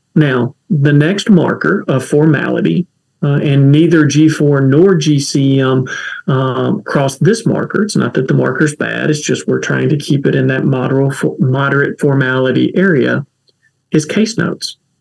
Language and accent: English; Kentucky, United States; accent: folksy; now in Durham, United States; I talk folksy because I'm from Kentucky